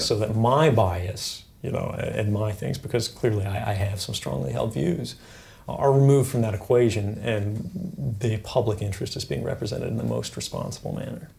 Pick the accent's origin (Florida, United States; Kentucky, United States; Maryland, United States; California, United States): Maryland, United States; Fort Meade; also born or lived in Elizabeth City, North Carolina; I spent most of my time growing up around, uh, Fort Meade in Maryland.